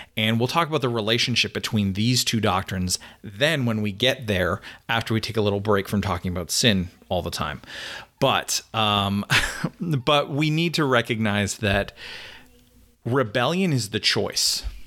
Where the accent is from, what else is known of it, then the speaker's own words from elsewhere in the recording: Canada; now in United States; I'm a Canadian